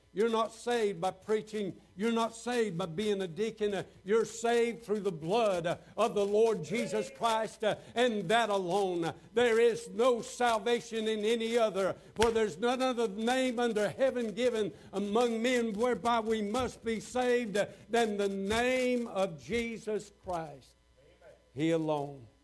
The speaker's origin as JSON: {"language": "English", "town": "Waycross", "region": "Georgia", "country": "United States", "tie": "born or raised there", "said": "I'd started a church down in Waycross, Georgia, my hometown"}